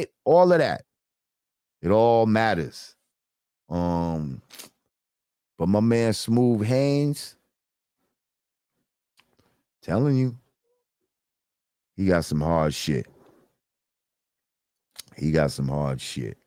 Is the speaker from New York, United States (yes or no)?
yes; New Rochelle, New York, United States; my New Road family